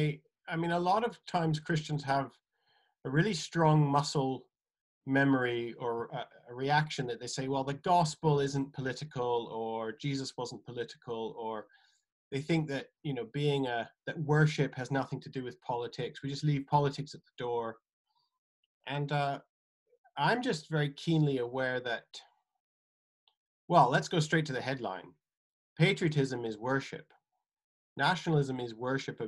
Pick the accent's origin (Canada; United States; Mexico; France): Canada; Western Canada; accent: odd accent; moved away as an adult; now in England, United Kingdom; I originally grew up in Western Canada